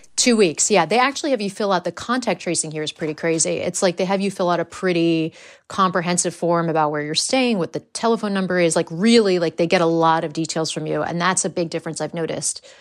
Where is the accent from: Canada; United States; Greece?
United States; accent: American; moved away as an adult; now in England; my American accent